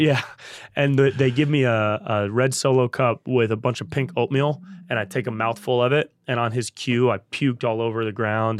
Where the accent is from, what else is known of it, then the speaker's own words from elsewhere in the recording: Davis, California, United States; also born or lived in Santa Barbara; I grew up in Davis, up by Sacramento.